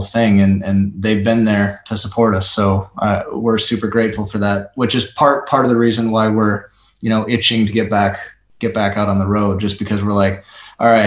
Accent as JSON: {"language": "English", "region": "Minnesota", "country": "United States", "said": "I'm from Minnesota"}